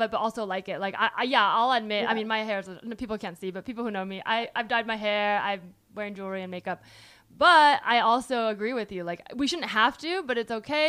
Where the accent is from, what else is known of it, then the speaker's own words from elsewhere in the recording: California, United States; moved away; I'm from California, so a lot of my friends at home were